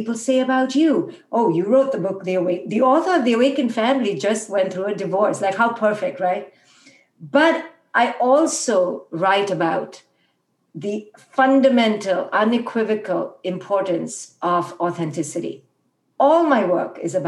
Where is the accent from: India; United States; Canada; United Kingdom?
India; moved away; when I was raised in India